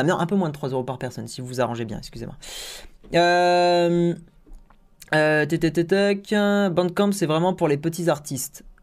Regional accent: Tunisia; Au fait, chez nous en Tunisie, puisqu'on n'a pas PayPal, on ne peut même pas payer pour Spotify.

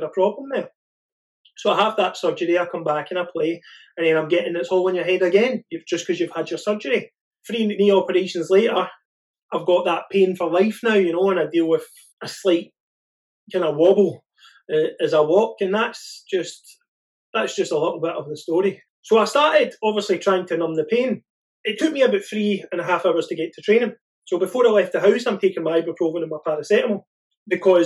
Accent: Argyll, Scotland, United Kingdom; I come from Argyll

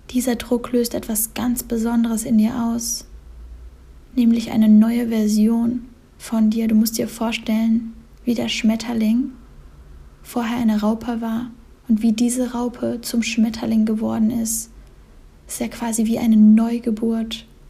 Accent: Cologne, North Rhine-Westphalia, Germany; moved away; also born or lived in Berlin / Bali; ich bin jetzt gerade in Köln, in meiner Heimat, in meiner ersten Heimat

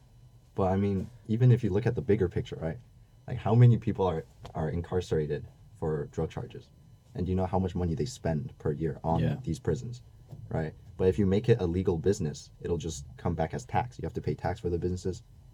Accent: Hong Kong; From Hong Kong.

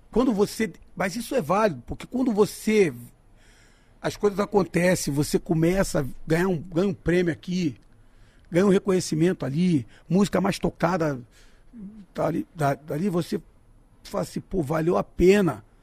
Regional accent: Duque de Caxias, Rio de Janeiro, Brazil; now in Rio de Janeiro, Brazil; eu sou nascido e criado em Duque de Caxias. Lá no, lá no São Jorge. Então eu tenho amigos lá até hoje. Mas eu moro em Bangu

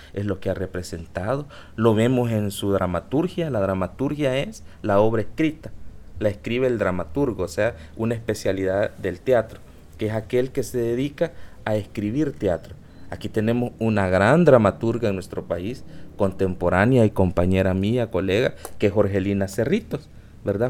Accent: El Salvador; yo soy de Salvador, me mandó aquí y yo quiero hacer teatro en mi país

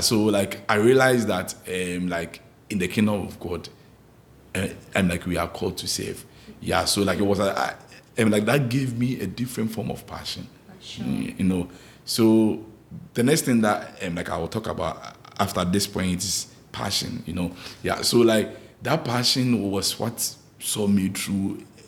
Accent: Ghana; moved away; growing up in Ghana, like back in Ghana

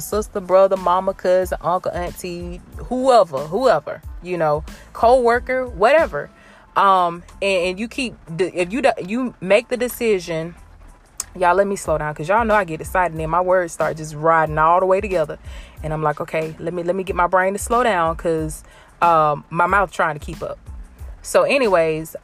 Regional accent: Blakely, Georgia, United States; Y'all know I'm from Georgia. I rep Georgia, Blakely, Georgia, to be exact. Early County

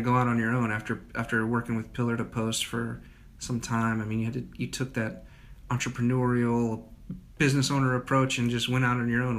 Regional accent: United States; now in Charlotte area, United States; As a Dakota kid.

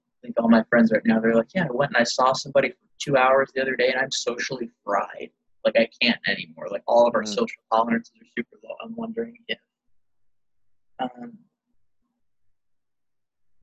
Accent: rural Tennessee, United States; once I was like driving age, I was in like rural Tennessee

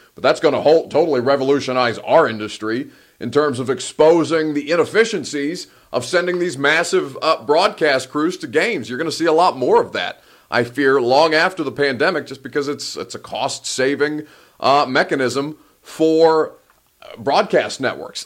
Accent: Indiana, United States; I'm from Indiana

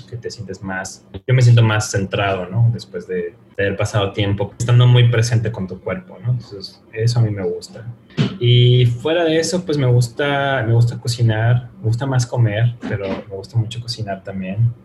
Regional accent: Mexico; no solo somos mexicanos

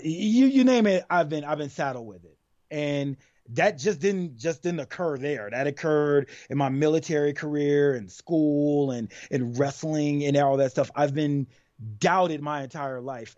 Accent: Columbus, Georgia, United States; I'm from Columbus, Georgia

